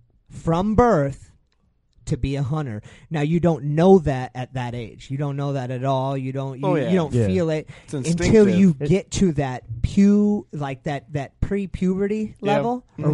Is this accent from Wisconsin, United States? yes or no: no; Exeter, New Hampshire, United States; also born or lived in Stratham, New Hampshire; My mother and I, we moved from Stratham to New Hampshire.